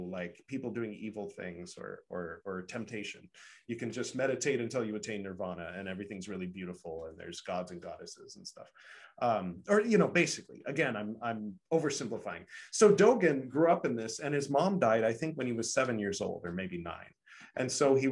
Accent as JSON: {"language": "English", "country": "United States", "said": "Being an American"}